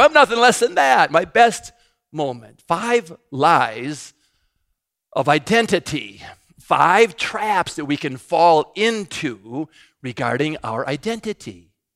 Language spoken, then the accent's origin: English; United States; I'm an American.